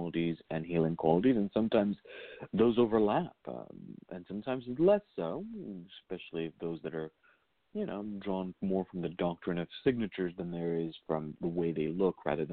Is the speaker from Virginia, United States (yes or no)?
yes; Virginia, United States; growing up in Virginia